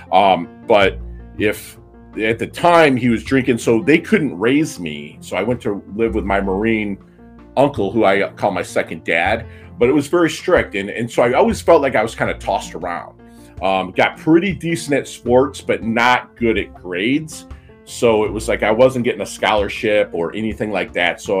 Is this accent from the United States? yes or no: no; Philippines; born there; And I was born in 1972 in the Philippine Islands.